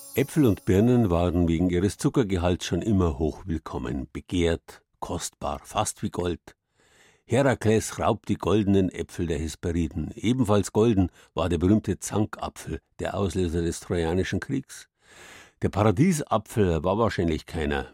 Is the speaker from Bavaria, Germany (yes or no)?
yes; Southern Bavaria, Germany; bei uns in Südbayern